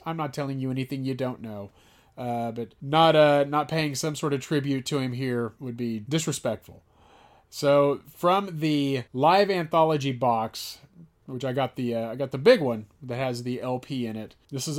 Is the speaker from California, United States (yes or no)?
no; Aledo, Texas, United States; now in Dallas, United States; growing up in Aledo, Texas.